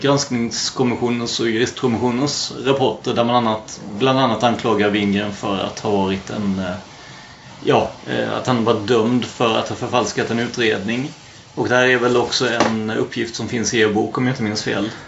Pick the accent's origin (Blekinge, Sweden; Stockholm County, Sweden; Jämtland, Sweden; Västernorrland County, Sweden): Blekinge, Sweden; jag är från Blekinge från början